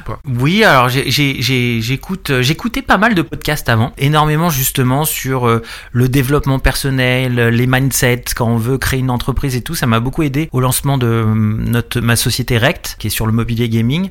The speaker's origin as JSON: {"language": "French", "area": "Paris region", "region": "Île-de-France", "country": "France", "said": "je suis de région parisienne"}